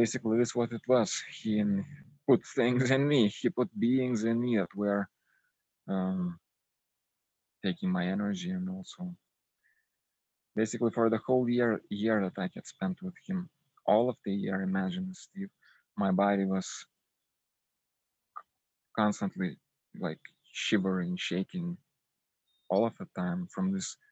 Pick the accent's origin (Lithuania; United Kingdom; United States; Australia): Lithuania; I'm from Lithuania